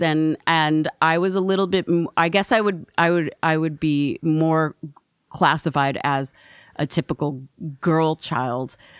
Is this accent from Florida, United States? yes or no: no; Portland, Oregon, United States; also born or lived in Oakland, California; I was born in Portland, Oregon